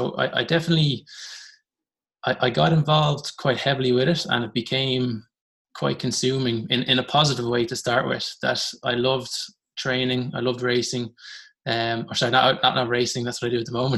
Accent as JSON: {"language": "English", "town": "Dublin", "region": "Leinster", "country": "Ireland", "tie": "born or raised there", "said": "I grew up in Rathfarnham"}